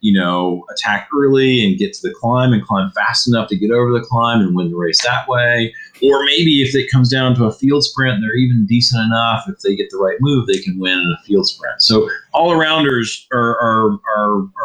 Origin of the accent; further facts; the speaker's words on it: Virginia, United States; I'm from Virginia